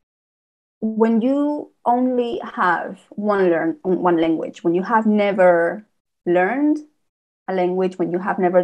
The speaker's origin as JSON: {"language": "English", "country": "Spain", "tie": "born or raised there", "second_language": "English", "moved": "yes", "said": "I was born in Spain, where I have to learn another language"}